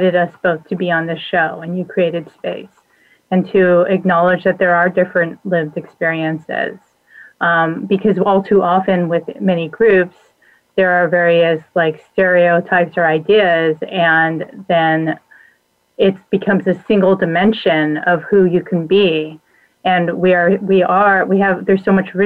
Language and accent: English; Los Angeles, California, United States; My parents were born in L.A. I was born in L.A.